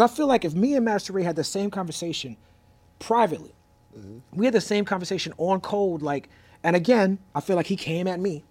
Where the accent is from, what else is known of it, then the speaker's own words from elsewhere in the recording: New York City, New York, United States; I grew up in New York City, raised by educators